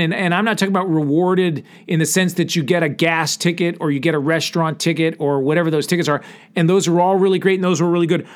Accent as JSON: {"language": "English", "region": "Connecticut", "country": "United States", "tie": "born or raised there", "moved": "as an adult", "lives_now": "Texas, United States", "said": "I grew up in Connecticut"}